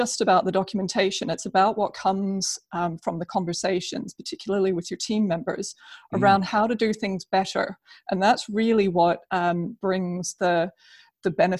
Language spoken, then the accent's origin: English; New Zealand; moved away as an adult; also born or lived in United Kingdom; I'm originally from New Zealand